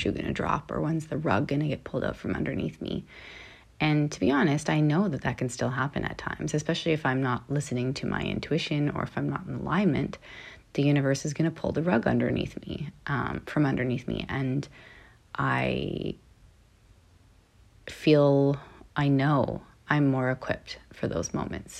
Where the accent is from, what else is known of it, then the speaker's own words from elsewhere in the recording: Canada; now in Los Angeles, United States; I'm Canadian, always